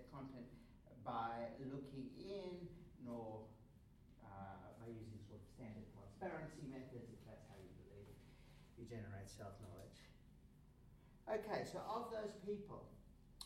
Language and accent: English; South Africa; I grew up in South Africa under apartheid